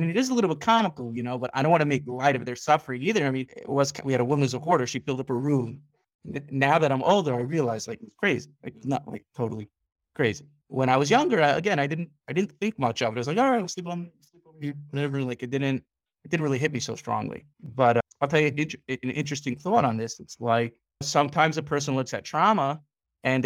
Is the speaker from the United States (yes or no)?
yes; New York City, New York, United States; moved away as an adult; also born or lived in Five Towns, New York; now in Ramat Beit Shemesh, Israel; I grew up in Staten Island